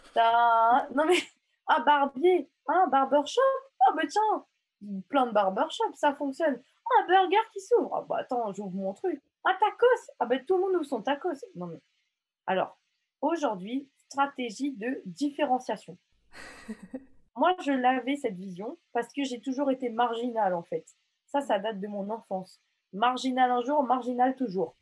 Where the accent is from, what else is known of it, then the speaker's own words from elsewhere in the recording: Mauritius; now in France; je suis mauricienne